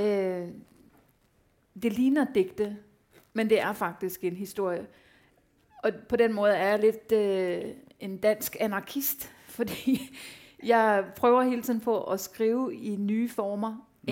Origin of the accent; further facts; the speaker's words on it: Denmark; jeg var den første dansker, der fik en novelle i The New Yorker